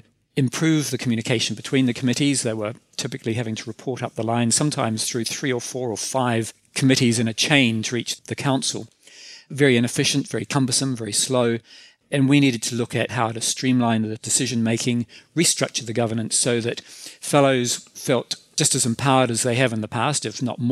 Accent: New Zealand; accent: New Zealander; as you can tell from my accent, I'm a New Zealander

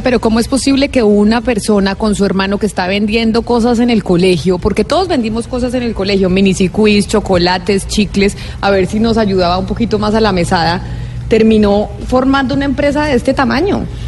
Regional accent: Bogotá, Colombia; Yo es que soy de Bogotá

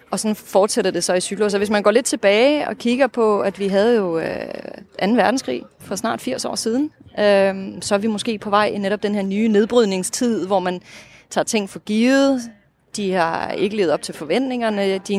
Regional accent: Russia; first language Russian; Danish is a second language; på mit modersmål, mit oprindelige modersmål i hvert fald, det russiske. Det vil sige, det gør, at jeg kan følge med i de russiske medier i dag

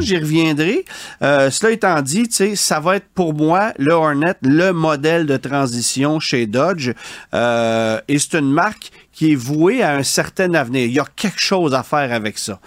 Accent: Quebec, Canada; chez nous, au Québec

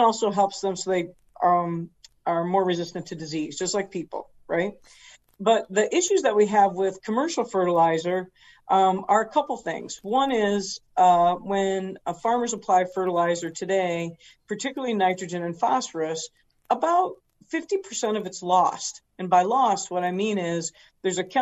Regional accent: Eaton Rapids, Michigan, United States; moved away as an adult; now in Florida, United States; I was born in Central Michigan, grew up on a farm there

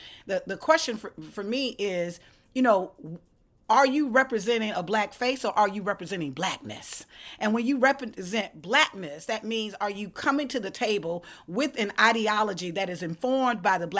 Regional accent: Georgia, United States; Let's say the state of my home state of Georgia.

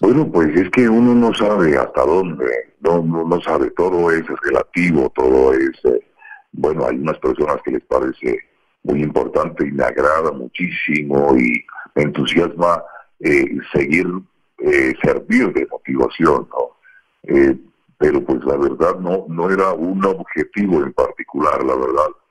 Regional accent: Colombia; moved away as an adult; como buen colombiano

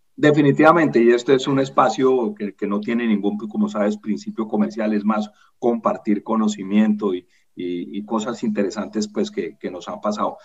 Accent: Colombia; yo soy colombiano

